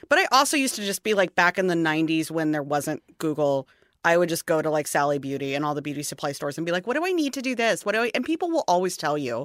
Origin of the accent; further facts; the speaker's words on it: St. Louis, Missouri, United States; I'm from Saint Louis